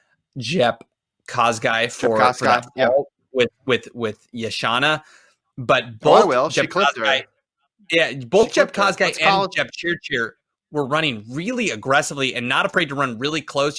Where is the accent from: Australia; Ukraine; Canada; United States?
United States; being American